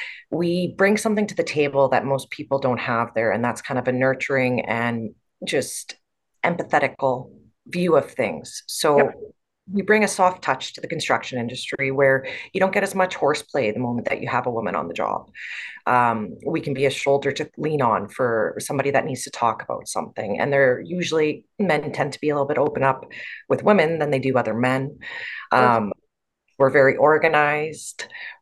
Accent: Canada; also born or lived in Botswana; when I was 11 years old to 14, I lived in Africa as a missionary child. So we grew up in Botswana. And then after growing up there, we came back to Canada to finish our schooling.

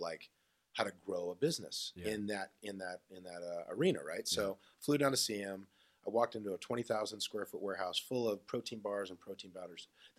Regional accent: Southern California, United States; moved away as an adult; also born or lived in Newport Beach; now in Texas, United States; I grew up in Southern California.

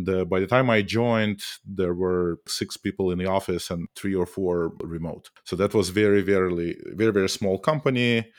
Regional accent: Saint Petersburg, Russia; moved away as an adult; I grew up in Russia, in St. Petersburg. I was trained as a mathematician, not even as a computer scientist.

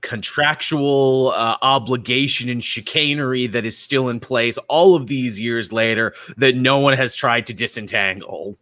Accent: Canada; being Canadian

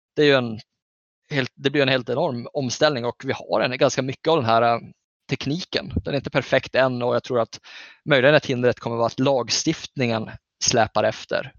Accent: Norrbotten County, Sweden; jag är ju norrbottning

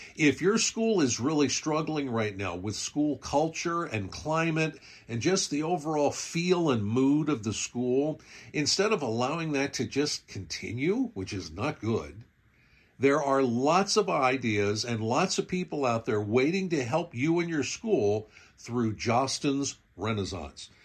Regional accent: Pennsylvania, United States; I'm from Pennsylvania

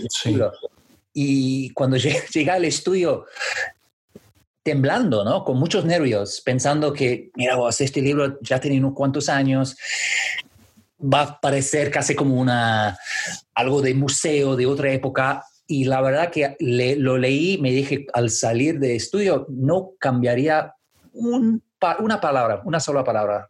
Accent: Canada; Spanish is a second language; now in London, United Kingdom; Como canadiense, la verdad que sigo canadiense? siendo canadiense, siempre seré canadiense

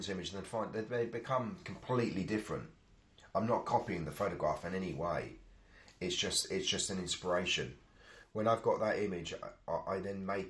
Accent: London, United Kingdom; I was from South London

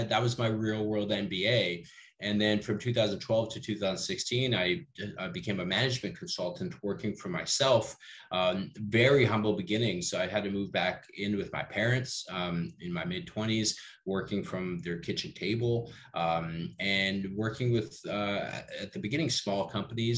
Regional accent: Canada; also born or lived in Peru; I'm Canadian Peruvian

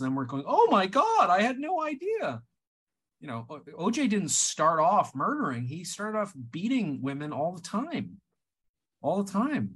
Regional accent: Canada; moved away; as a Canadian at the time

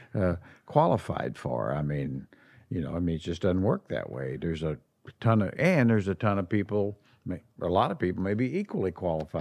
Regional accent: Midwest, United States; moved away; being a Midwesterner

